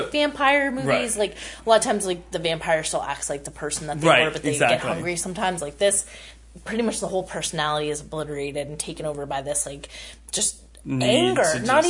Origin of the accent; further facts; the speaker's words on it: United States; You know, being an American, it's impossible to go anywhere without seeing people, really.